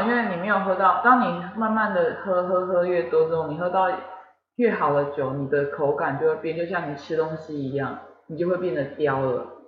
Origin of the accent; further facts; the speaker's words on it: southern Taiwan, Taiwan; 我们南部人